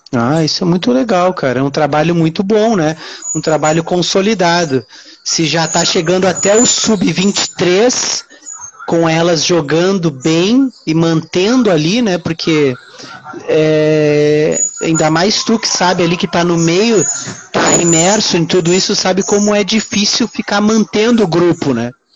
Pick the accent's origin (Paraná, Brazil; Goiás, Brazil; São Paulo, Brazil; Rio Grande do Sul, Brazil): Rio Grande do Sul, Brazil; Uruguaiana; now in Rio de Janeiro, Brazil; eu hoje eu moro no Rio de Janeiro, né? Só que eu sou de Uruguaiana. Uruguaiana, interior do Rio Grande do Sul, fronteira com a Argentina